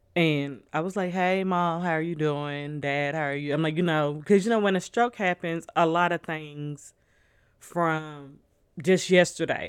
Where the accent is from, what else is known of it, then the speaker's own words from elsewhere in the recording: Nashville, Tennessee, United States; also born or lived in New Orleans, Louisiana; we're all from Louisiana. Even though we grew up in Nashville